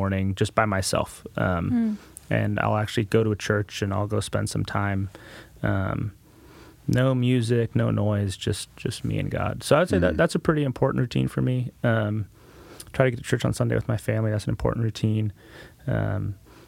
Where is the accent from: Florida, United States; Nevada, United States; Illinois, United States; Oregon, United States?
Oregon, United States; Portland; now in Marion County, United States; My dad worked for Intel, so I grew up kind of in the Portland area